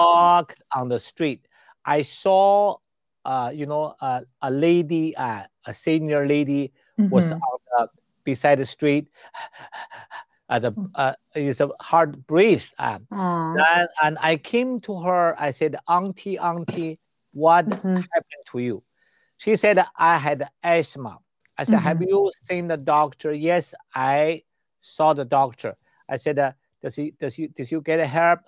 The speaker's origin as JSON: {"language": "English", "country": "China", "moved": "yes", "said": "I came from China"}